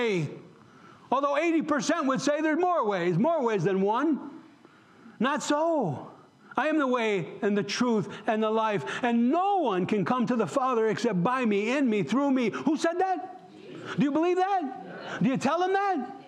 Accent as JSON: {"language": "English", "region": "New York", "country": "United States", "moved": "as an adult", "said": "in New York, where I come from"}